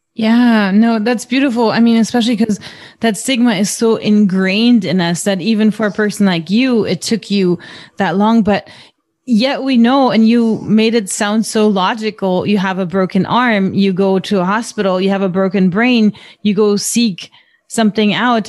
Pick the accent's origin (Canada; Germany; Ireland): Germany; now in United States; I'm from Germany and growing up there, you didn't really go see a doctor